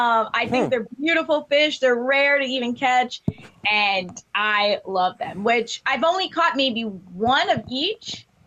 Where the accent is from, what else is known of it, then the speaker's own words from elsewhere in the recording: Fort Lauderdale, Florida, United States; now in West Palm Beach, United States; I am from Fort Lauderdale, Florida, and now I live in West Palm.